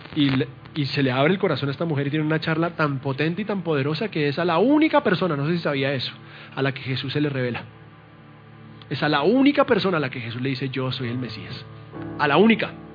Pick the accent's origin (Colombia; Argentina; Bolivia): Colombia; mi esposa es colombiana y yo también